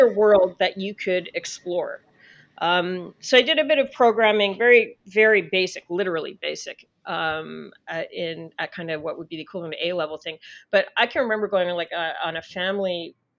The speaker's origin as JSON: {"language": "English", "country": "Canada", "said": "I'm Canadian"}